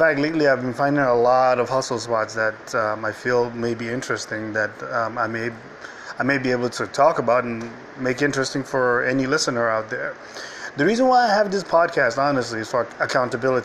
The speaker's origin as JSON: {"language": "English", "country": "Nigeria", "tie": "born or raised there", "moved": "yes", "said": "I was raised in Nigeria"}